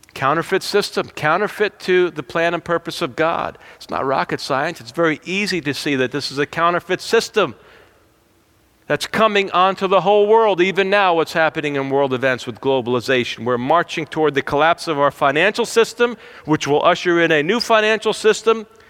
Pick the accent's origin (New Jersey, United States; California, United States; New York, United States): New Jersey, United States; I'm from New Jersey.